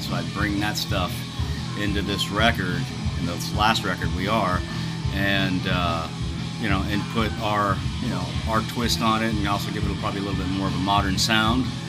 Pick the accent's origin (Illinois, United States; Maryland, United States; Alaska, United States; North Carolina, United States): Alaska, United States; born or raised there; moved away; also born or lived in Girdwood, Alaska / Anchorage, Alaska